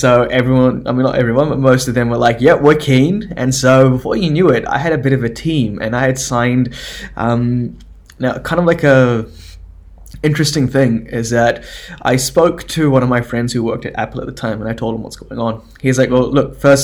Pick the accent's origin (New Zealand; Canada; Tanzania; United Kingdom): New Zealand; I was born in New Zealand